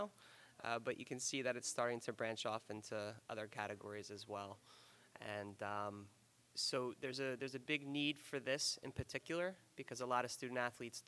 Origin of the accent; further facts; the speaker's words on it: Freehold, New Jersey, United States; I grew up in Freehold, New Jersey.